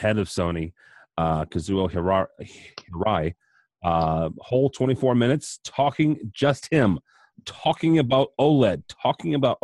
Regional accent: Midwest, United States; I'm from the Midwest

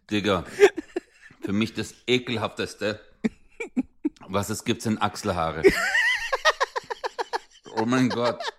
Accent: Turkey; Guck mal, ich, ich bin Türke.

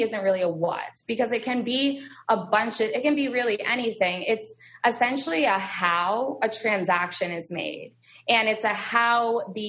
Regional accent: Vermont, United States; moved away; I was born and raised in Vermont

